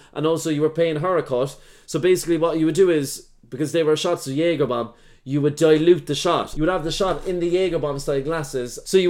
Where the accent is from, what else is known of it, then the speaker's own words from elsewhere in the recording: Ireland; and I'm Irish